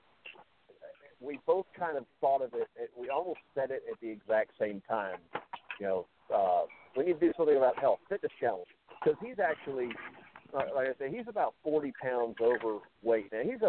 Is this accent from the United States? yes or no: yes; Texas, United States; I'm from Texas.